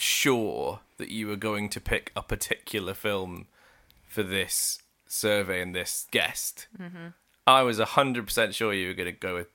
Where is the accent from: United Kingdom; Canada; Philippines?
United Kingdom; South West England; I'm from Somerset.